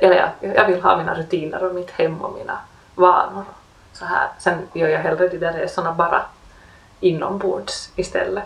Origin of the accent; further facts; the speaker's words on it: Helsinki, Uusimaa, Finland; det är ju ändå min hemstad